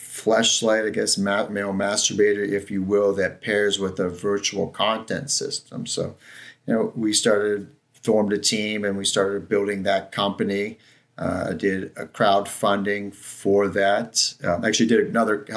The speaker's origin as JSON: {"language": "English", "region": "Ohio", "country": "United States", "also_born_or_lived": "San Francisco, California", "moved": "as an adult", "lives_now": "Lake Tahoe, United States", "said": "I'm from Ohio"}